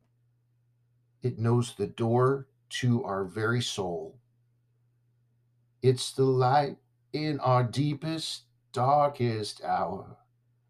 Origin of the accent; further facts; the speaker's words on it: Southern California, United States; growing up in Southern California